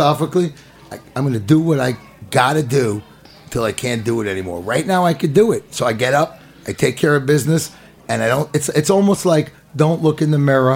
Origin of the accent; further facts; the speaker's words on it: New York City, New York, United States; I grew up in the Bronx